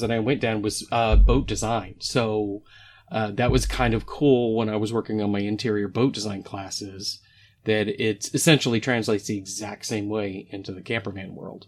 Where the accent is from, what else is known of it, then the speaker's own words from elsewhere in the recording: Oklahoma, United States; I grew up in Oklahoma